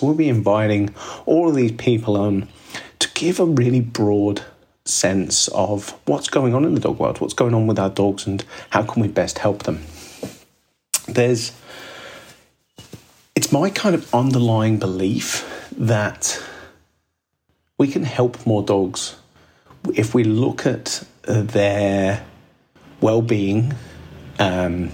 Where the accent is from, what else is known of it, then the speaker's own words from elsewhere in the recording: Midlands, United Kingdom; now in Sydney, Australia; growing up in Midlands, England